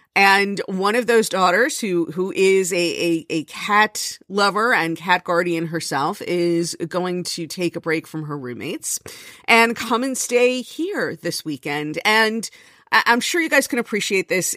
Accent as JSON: {"language": "English", "region": "Florida", "country": "United States", "moved": "yes", "lives_now": "New Jersey, United States", "said": "I come from Florida"}